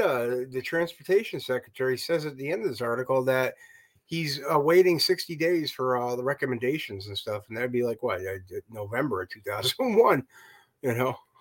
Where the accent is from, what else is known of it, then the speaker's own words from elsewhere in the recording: United States; I'm ignorant American